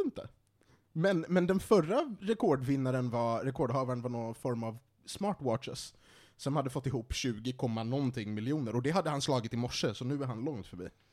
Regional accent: Sweden; som svensk

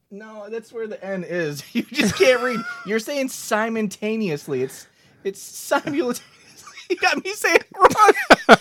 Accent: Michigan, United States; we're from Michigan

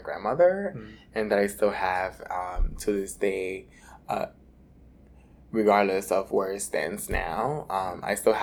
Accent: New York City, New York, United States; also born or lived in Dominican Republic; So I was born in Dominican Republic, and I was raised in Washington Heights, New York. I came to the United States about 6 months old

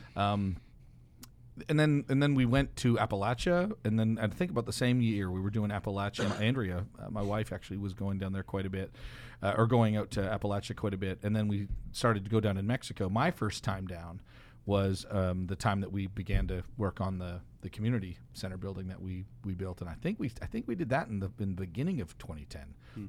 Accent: Canada; I'm Canadian

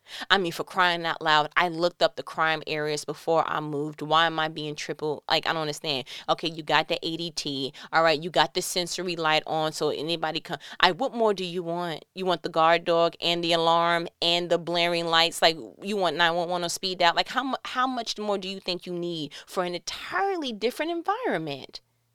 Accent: New York, United States; now in Georgia, United States; Like, I remember when I came from New York to Georgia and, you know, I was flawed that there was no peepholes for me to see who's knocking on my door.

